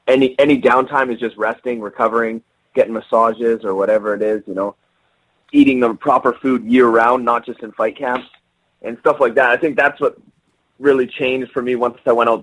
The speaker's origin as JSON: {"language": "English", "country": "Canada", "said": "being Canadian"}